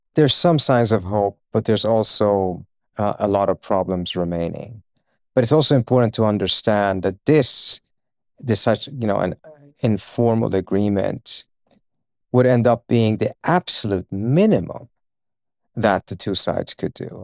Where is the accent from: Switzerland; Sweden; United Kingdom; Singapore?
Sweden; Uppsala, Uppsala County; also born or lived in Iran; now in United States; I was born in Iran uh, and my family we moved uh, against our will uh, at uh, end of 1978 to Sweden